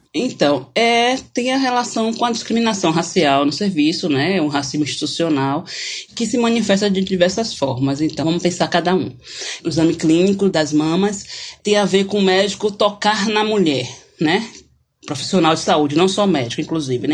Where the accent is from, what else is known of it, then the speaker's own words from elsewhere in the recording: Salvador, Bahia, Brazil; sou de Salvador, da Bahia.